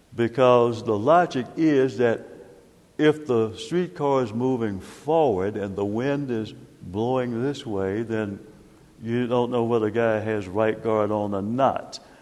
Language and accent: English; Knoxville, Tennessee, United States; growing up in Knoxville